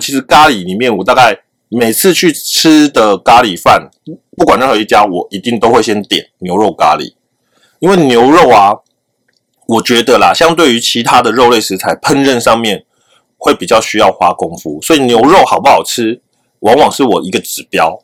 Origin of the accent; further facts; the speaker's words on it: Taiwan; 我们台湾人